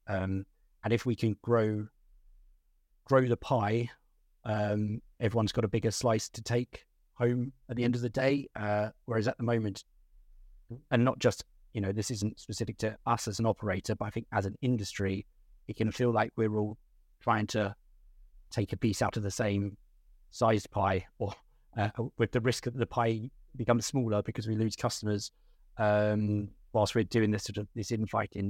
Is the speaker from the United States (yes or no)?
no; Ashford, South East England, United Kingdom; I grew up in Ashford in Kent, um, in the southeast of England.